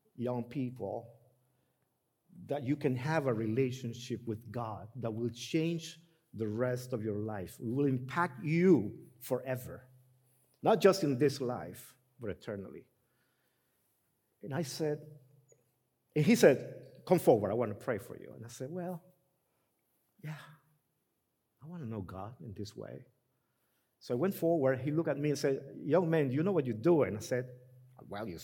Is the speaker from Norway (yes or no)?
no; Honduras; moved away; I'm from Honduras